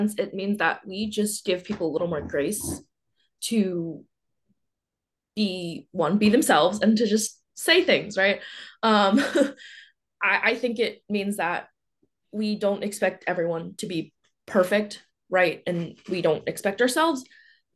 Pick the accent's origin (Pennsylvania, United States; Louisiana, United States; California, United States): Pennsylvania, United States; outside of Philadelphia; moved away as an adult; also born or lived in Pittsburgh / Utah / Charlottesville; I grew up outside of Philly